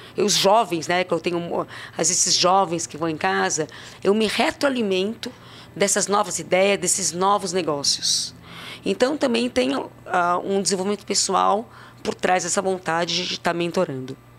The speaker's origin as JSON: {"language": "Portuguese", "region": "São Paulo", "country": "Brazil", "tie": "born or raised there", "also_born_or_lived": "Santos", "said": "nasci em Santos, uh, morei a vida inteira em São Paulo, venho de uma família portuguesa com espanhol"}